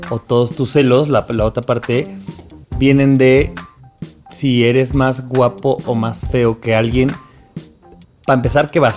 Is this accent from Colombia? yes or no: yes; Caribbean Region, Colombia; Soy súper costeño, perdón.